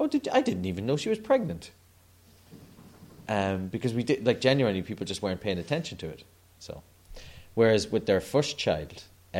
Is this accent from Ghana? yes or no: no; Ireland; I'm 37 now, and there hasn't been a day where I have been aware of the Queen, and I'm Irish